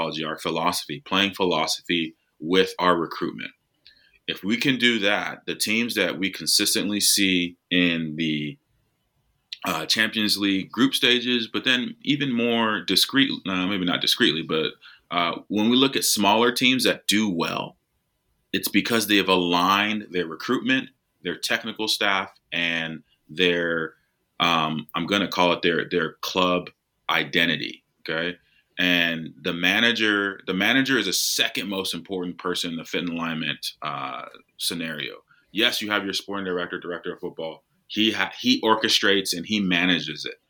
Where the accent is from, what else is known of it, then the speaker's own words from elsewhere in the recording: United States; I'm American